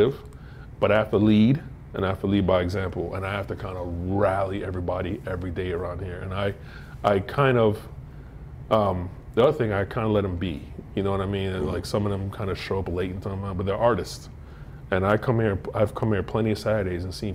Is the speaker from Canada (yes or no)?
no; Florida, United States; also born or lived in Denver; now in Baltimore, United States; I'm from Florida